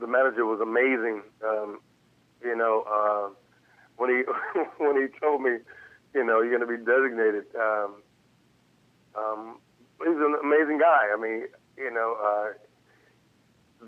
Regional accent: Chicago, Illinois, United States; I'm from Chicago

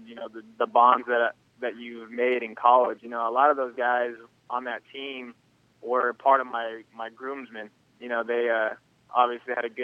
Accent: Southern California, United States; growing up in Southern California

